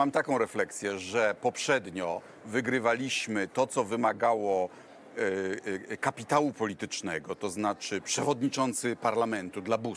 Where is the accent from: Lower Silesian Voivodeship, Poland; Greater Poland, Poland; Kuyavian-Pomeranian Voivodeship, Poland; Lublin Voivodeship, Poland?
Kuyavian-Pomeranian Voivodeship, Poland; U nas w Kujawsko-Pomorskiej